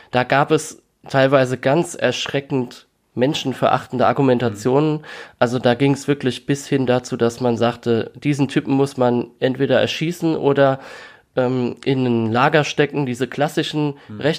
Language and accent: German; Rhineland-Palatinate, Germany; accent: Palatine; dass ich bis kurz zuvor noch jeden Tag ganz normal in meinem Dialekt gesprochen habe. Das mhm. ist jetzt äh, bei uns in der Pfalz äh, sehr üblich, mehr als vielleicht anderswo.